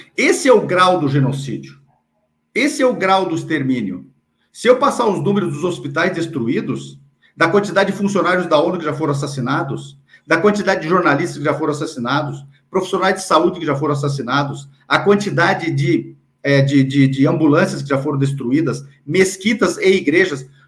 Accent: Brazil; Eu que sou brasileiro palestino

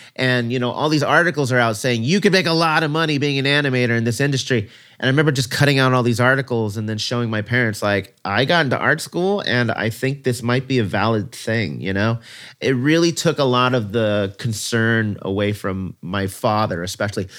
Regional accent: Ventura County, Southern California, United States; also born or lived in Brooklyn, New York; I'd been living in Ventura County ever since I was three years old, so pretty much most of my life was in very rural, white, conservative, Christian community.

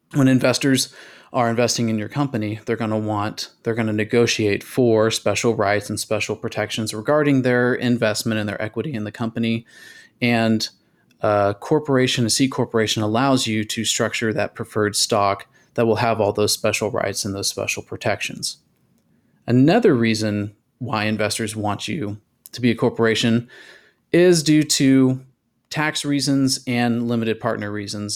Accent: Texas, United States; my home state, Texas

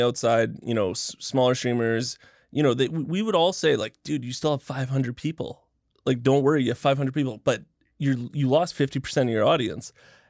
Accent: Canada; The gimmick is I'm Canadian.

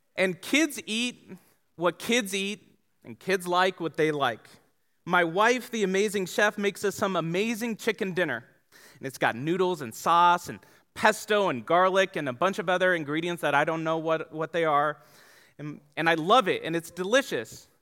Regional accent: Tucson, Arizona, United States; also born or lived in San Diego; I grew up here in Tucson

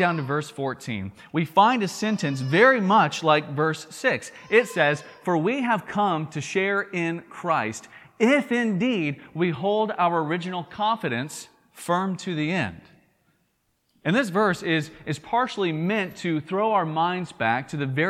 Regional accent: Tennessee, United States; accent: southern drawl; if you're from Tennessee, where I'm from

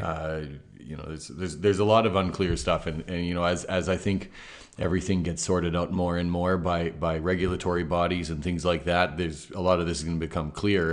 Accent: Canada; as a Canadian who's previously sold B M Ws

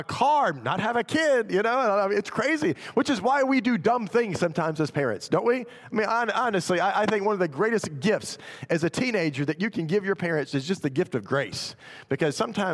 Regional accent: Memphis, Tennessee, United States; I was actually in my hometown in Memphis

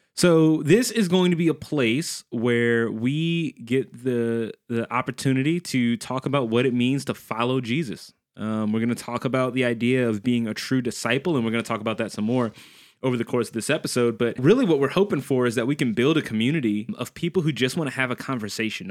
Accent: New Orleans, Louisiana, United States; I'm from New Orleans, Louisiana

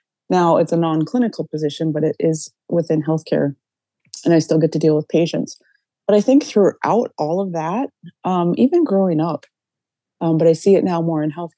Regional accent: Cass Lake, Minnesota, United States; now in Bemidji, United States; I was born and raised in Cass Lake, Minnesota, but I currently live in Bemidji.

